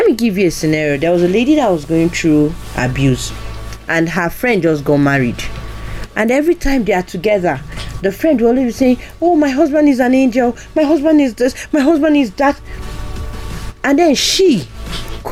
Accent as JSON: {"language": "English", "region": "eastern Nigeria", "country": "Nigeria", "said": "I'm from the East"}